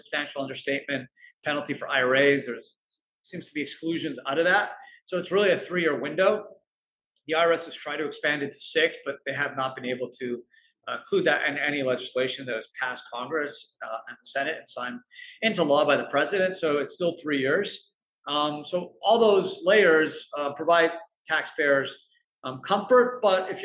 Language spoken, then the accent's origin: English; Canada; I'm Canadian